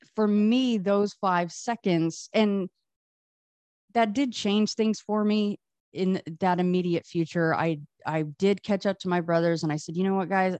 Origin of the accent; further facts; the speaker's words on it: Las Vegas, Nevada, United States; I grew up here in Vegas. I'm in Vegas now still.